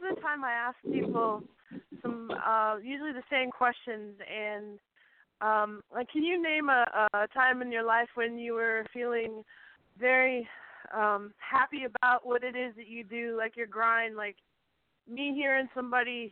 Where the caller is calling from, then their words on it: Western Massachusetts, United States; calling from Western Massachusetts from the 413.